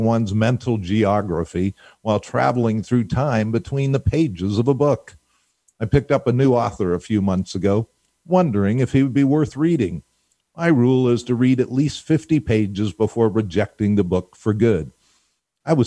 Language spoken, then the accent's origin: English; Pittsburgh, Pennsylvania, United States; I happened to have the good fortune of growing up in Pittsburgh